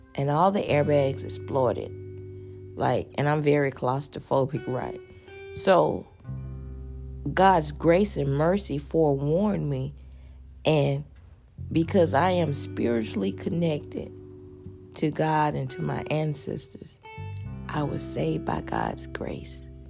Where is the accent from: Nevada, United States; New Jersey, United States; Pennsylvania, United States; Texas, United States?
Texas, United States; Houston; I'm a girl from Fifth Ward